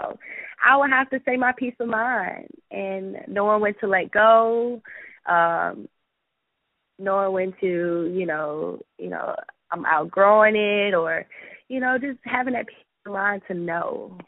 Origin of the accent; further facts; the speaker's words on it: Atlanta, Georgia, United States; I told y'all I'm from Atlanta, so I have a little ratchet in me